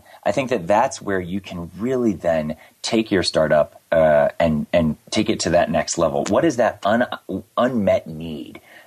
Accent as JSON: {"language": "English", "country": "United States", "tie": "born or raised there", "also_born_or_lived": "North Carolina / Miami, Florida", "said": "I grew up in North Carolina and in Miami, Florida"}